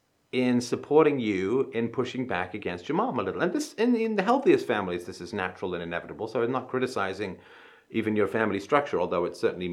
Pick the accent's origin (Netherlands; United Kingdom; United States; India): United Kingdom; England; I grew up in England.